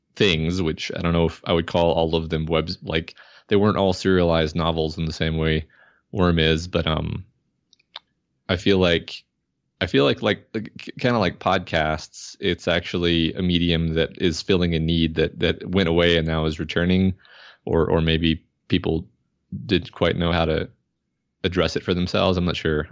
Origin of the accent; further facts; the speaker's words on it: Houston, Texas, United States; moved away; I'm from Houston. Um, I lived in Houston most of my life